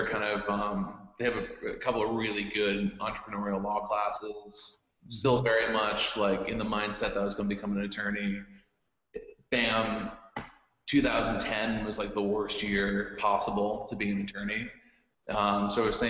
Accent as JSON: {"language": "English", "town": "Philadelphia", "region": "Pennsylvania", "country": "United States", "tie": "born or raised there", "said": "I grew up in Philadelphia."}